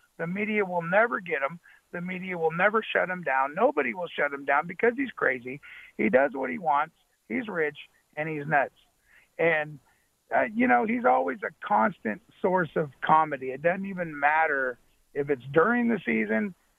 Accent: Sacramento, California, United States; I am a Niner fan. I am from Sacramento.

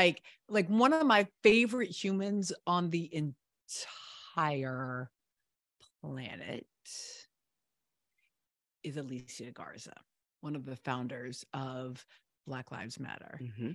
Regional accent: the South, United States; But I'm really a Southerner. Like, I know you're a Northeast mm-hmm. girl. Me, I'm a Southerner.

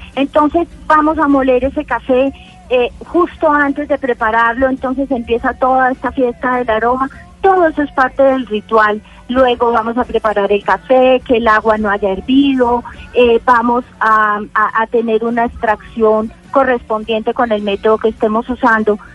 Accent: Manizales, Caldas, Colombia; tenemos maravillosos cafés en mi tierra natal, en Manizales

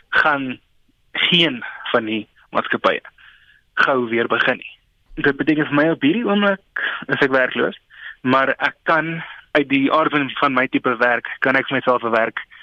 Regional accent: South Africa; ons is 20 Suid-Afrikaners

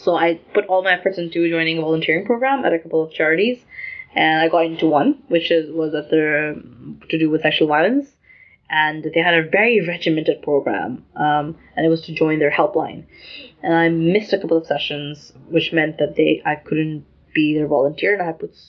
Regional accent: Lahore, Punjab, Pakistan; moved away; also born or lived in United Kingdom; I grew up in Lahore, which is in Pakistan

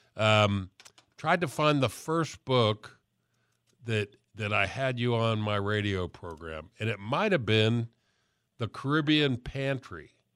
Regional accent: Miami, Florida, United States; I'm from Miami

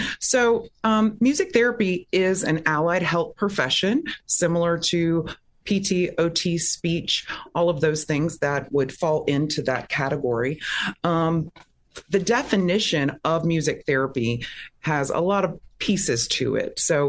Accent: Pensacola, Florida, United States; also born or lived in Texas / Louisiana; now in Orlando, United States; Well, I am a native Floridian. I was born in Pensacola, Florida, and then my father was a minister, so we moved around the South, the Gulf Coast a lot.

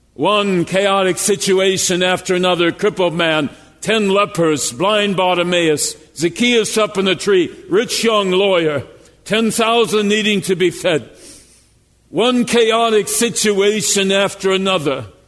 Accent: Jasper, Minnesota, United States; I grew up in Jasper, Minnesota, a 600 population.

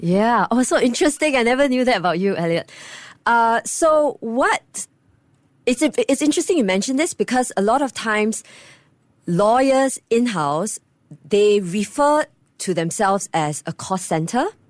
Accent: Singapore; I'm proud Singaporean

